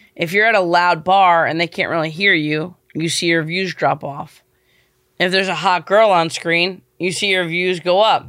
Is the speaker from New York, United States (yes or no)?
yes; New York, United States; moved away as an adult; also born or lived in Venice, Los Angeles; I'm from New York